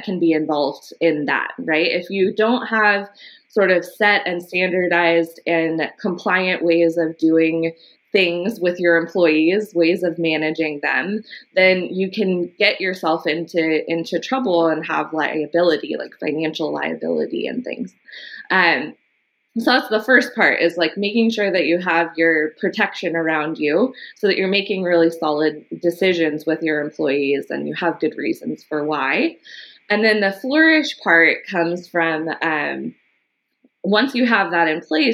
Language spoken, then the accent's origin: English; Los Angeles, California, United States; I was born in Los Angeles and grew up in the early part of my life in Echo Park.